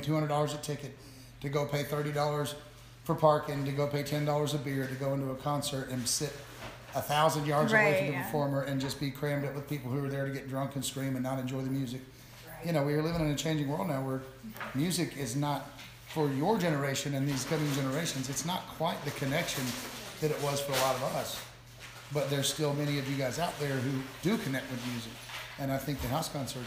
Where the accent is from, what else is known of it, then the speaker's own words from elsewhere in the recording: Nashville, Tennessee, United States; moved away; also born or lived in Florida; I grew up in Nashville